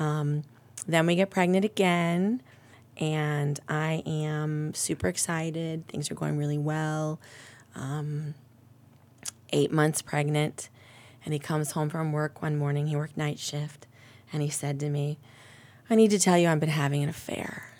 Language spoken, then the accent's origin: English; Ohio, United States; I am, uh, born and raised in Ohio